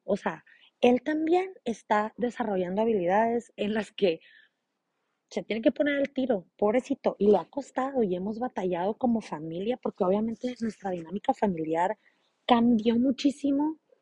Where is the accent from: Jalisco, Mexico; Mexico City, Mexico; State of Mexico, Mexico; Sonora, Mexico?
Sonora, Mexico; San Luis Río Colorado; yo soy de San Luis Río Colorado, Sonora, México